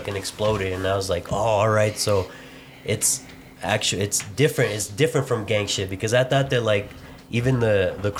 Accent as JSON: {"language": "English", "town": "Inglewood", "region": "California", "country": "United States", "moved": "yes", "lives_now": "Denver, United States", "said": "I'm from Inglewood, California, man. Fucking, oh shit. The 310, man. Fucking moved here in about 2001"}